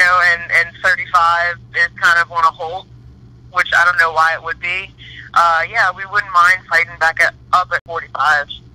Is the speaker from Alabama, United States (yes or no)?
no; New Orleans, Louisiana, United States; born or raised there